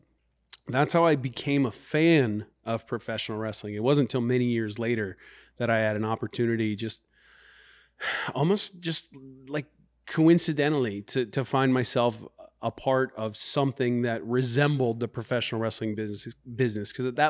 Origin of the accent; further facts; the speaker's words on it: Garden City, Kansas, United States; now in Iowa, United States; I first became a professional wrestling fan when I was living in Kansas when I was younger. I'm not originally from Iowa, but I was about 5 years old.